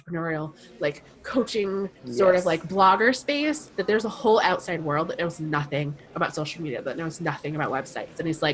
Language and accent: English; Rhode Island, United States; I am from Rhode Island, which is a small state in the U.S.